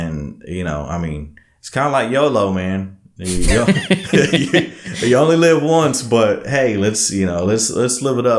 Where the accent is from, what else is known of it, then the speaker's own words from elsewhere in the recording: Alvin, Texas, United States; now in Austin, United States; I mean, I'll tell everybody, I'm from Alvin originally, but hey, Austin's home, man.